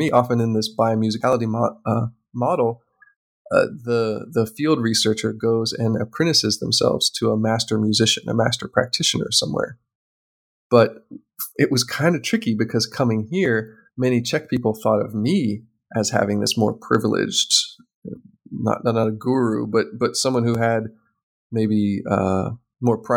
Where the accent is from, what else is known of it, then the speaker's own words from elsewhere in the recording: United States; something I have can help you with because I'm an American.